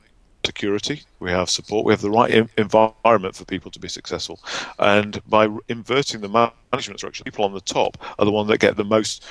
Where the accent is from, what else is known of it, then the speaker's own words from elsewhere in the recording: Barnsley, Yorkshire and the Humber, United Kingdom; I'm very proudly from Barnsley in Yorkshire